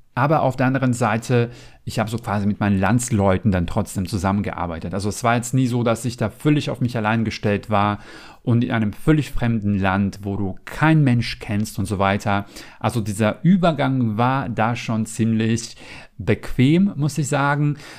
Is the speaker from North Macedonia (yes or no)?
yes; North Macedonia; German is a second language; moved away as an adult; now in Germany; ich bin jetzt nicht in Deutschland geboren und aufgewachsen, sondern ich komme ursprünglich aus Mazedonien